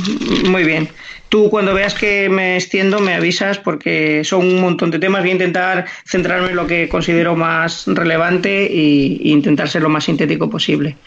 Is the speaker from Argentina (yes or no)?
no; Madrid, Community of Madrid, Spain; nací en Madrid